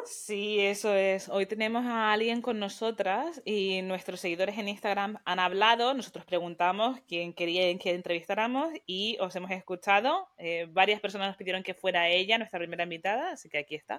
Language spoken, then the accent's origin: Spanish; Spain; now in New York, United States; Somos dos españolas viviendo en diferentes partes de Estados Unidos